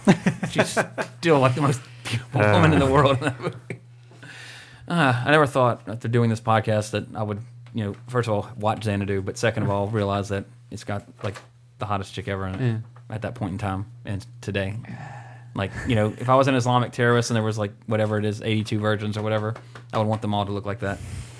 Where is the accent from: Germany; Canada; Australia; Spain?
Canada; I'm a country singer, and I'm from Canada.